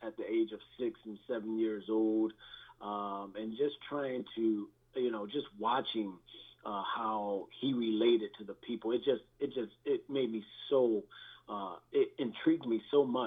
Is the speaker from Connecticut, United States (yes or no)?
yes; Bridgeport, Connecticut, United States; I grew up in the projects of all projects in Bridgeport, Connecticut. It was known as Father Panic Village at the time